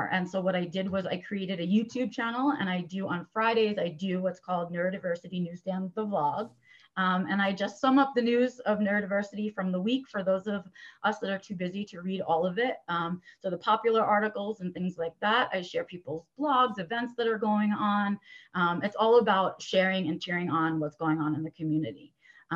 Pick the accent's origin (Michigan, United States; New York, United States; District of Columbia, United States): New York, United States; New York City; I was born and raised in New York City